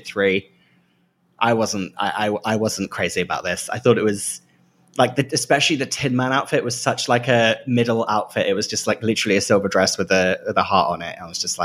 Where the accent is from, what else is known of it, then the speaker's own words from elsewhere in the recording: Great Yarmouth, East of England, United Kingdom; I grew up in Great Yarmouth, which is a seaside town